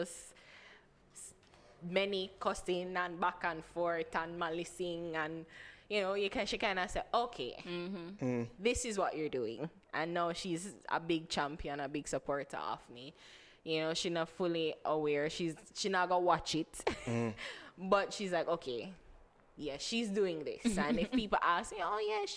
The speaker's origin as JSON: {"language": "English", "region": "Portland", "country": "Jamaica", "tie": "born or raised there", "said": "We grew up in Portland. My family's from Portland."}